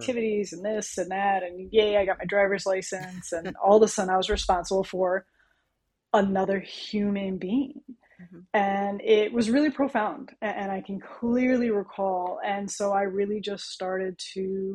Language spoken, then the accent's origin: English; California, United States; now in Connecticut, United States; I was born and I'm from California. So I was raised with a lot of holistic approaches